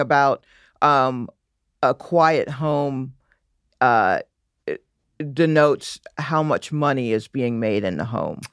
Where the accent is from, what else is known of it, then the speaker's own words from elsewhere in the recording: New York City, New York, United States; I'm originally from Flatbush, uh, Brooklyn